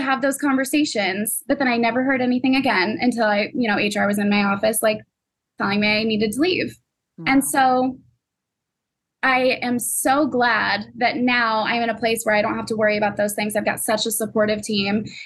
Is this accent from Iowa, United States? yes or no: yes; Iowa, United States; moved away as an adult; now in Chicago, United States; I moved from Iowa to Chicago in 3 days